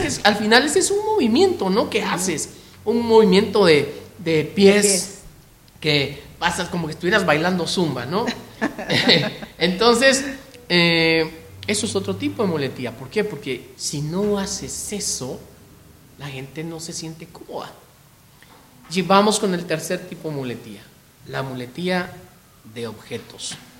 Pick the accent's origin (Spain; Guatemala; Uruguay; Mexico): Guatemala; los chapines, los guatemaltecos, eh, todavía tenemos esa costumbre.